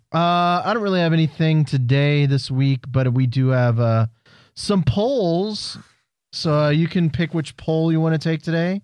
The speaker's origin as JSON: {"language": "English", "town": "Houston", "region": "Texas", "country": "United States", "said": "we're all from Houston"}